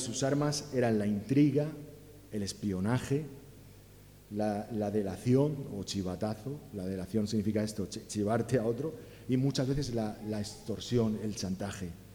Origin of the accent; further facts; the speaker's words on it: Alicante, Valencian Community, Spain; now in Catalonia, Spain; Eh, pero en mi casa éramos valencianos, yo nací en Alicante